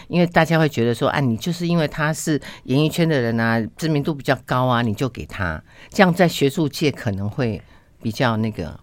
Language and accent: Chinese; Penghu County, Taiwan; 我是澎湖，我在澎湖出生